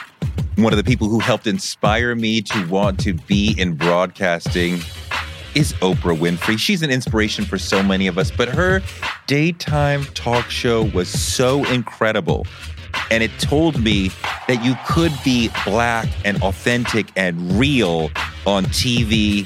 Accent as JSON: {"language": "English", "region": "New York", "country": "United States", "said": "I mean, Cube getting with the Bomb Squad was important for me as a New Yorker."}